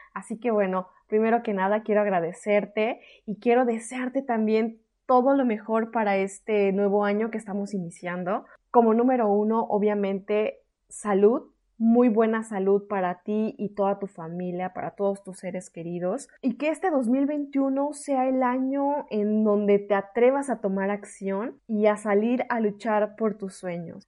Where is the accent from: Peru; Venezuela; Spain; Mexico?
Mexico; moved away as an adult; soy una mexicana en el extranjero.